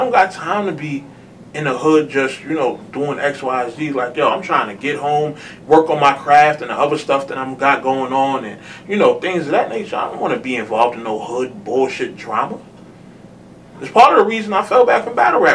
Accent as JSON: {"language": "English", "town": "New York City", "region": "New York", "country": "United States", "tie": "born or raised there", "said": "I'm from Harlem. Like I said on Facebook, post-crack era Harlem"}